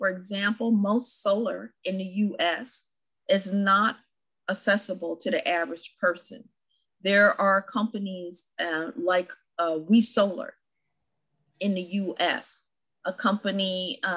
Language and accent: English; California, United States; as a Californian